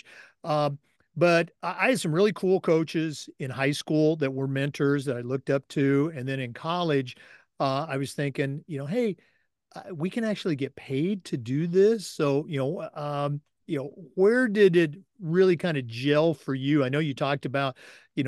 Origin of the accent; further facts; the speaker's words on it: Oregon, United States; now in Florida, United States; I grew up in Oregon, and, you know, I've been in Florida here for a long time